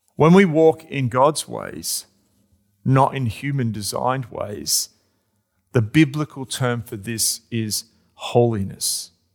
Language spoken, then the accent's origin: English; Australia; I'm an Australian.